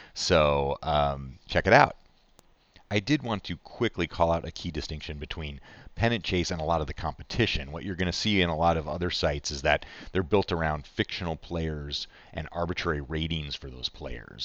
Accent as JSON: {"language": "English", "town": "Chicago", "region": "Illinois", "country": "United States", "tie": "born or raised there", "said": "I grew up in Chicago"}